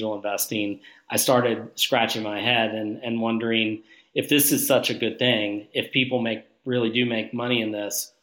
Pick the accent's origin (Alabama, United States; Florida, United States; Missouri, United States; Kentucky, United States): Kentucky, United States; Northern; I'm from Northern Kentucky. Whole family's from Northern Kentucky.